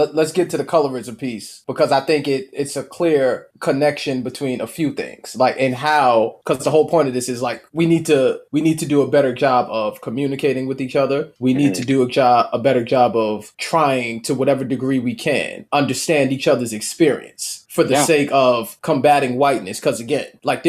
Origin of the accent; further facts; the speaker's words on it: New York City, New York, United States; also born or lived in Mount Vernon, New York; growing up in Mount Vernon, growing up in the Bronx, New York